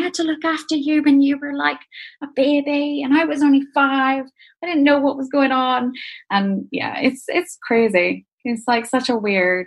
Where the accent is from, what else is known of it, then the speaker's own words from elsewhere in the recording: Northern Ireland, United Kingdom; also born or lived in Edinburgh; I basically grew up in Northern Ireland